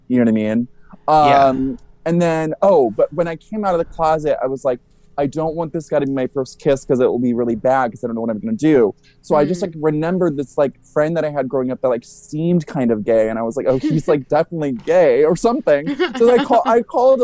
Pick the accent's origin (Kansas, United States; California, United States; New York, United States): California, United States; Ventura; I grew up in this like little fun, flirty Southern California beach town